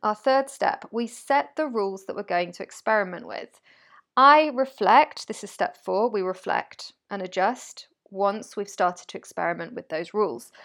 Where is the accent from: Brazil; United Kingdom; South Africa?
United Kingdom; I'm British